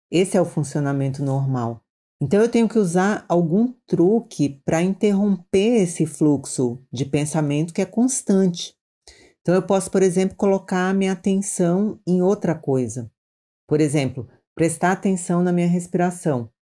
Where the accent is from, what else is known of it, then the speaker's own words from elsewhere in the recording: Maranhão, Brazil; now in São Paulo, Brazil; eu sou do Maranhão, mas já moro em São Paulo há muitos anos.